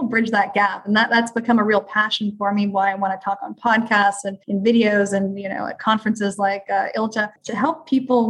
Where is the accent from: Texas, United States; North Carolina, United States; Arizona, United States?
Texas, United States; I'm from Texas